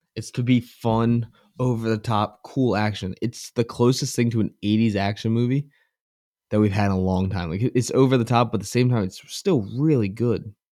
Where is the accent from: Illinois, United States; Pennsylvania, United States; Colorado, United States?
Pennsylvania, United States; Philadelphia; I'm from the Philadelphia area